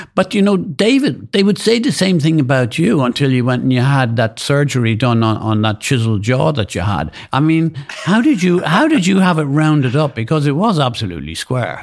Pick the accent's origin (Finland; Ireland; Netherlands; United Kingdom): Ireland; being Irish